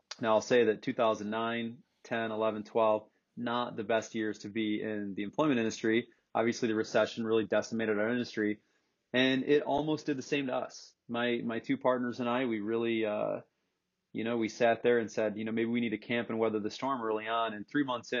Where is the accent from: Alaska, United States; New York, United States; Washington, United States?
New York, United States; Corning; also born or lived in Florida; I split time in Corning, New York. That's really where I hail and call my hometown.